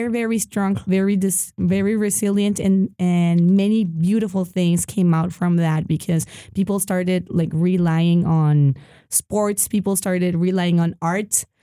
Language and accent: English; El Paso, Texas, United States; born there; originally I was I was born